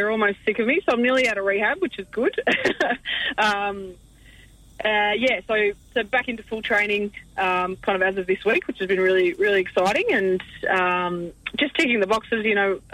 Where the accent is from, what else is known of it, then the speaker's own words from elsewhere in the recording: Australia; I'm more of a river girl growing up on the Murray